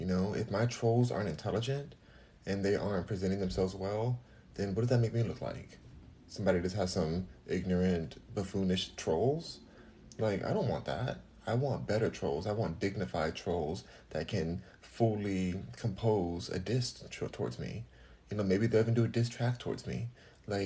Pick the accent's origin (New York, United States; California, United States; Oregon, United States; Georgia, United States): California, United States; Los Angeles; also born or lived in Houston, Texas; Los Angeles, California, but I'm in Houston right now